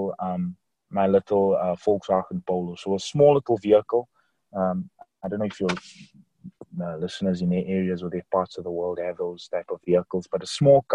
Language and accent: English; Johannesburg, Gauteng, South Africa; I'm from Johannesburg, South Africa.